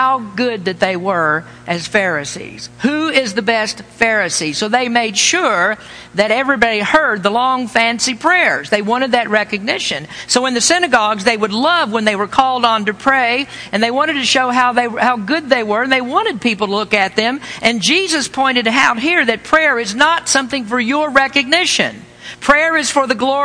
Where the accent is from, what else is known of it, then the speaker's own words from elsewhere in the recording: the Bible Belt, United States; I was raised in the Bible Belt.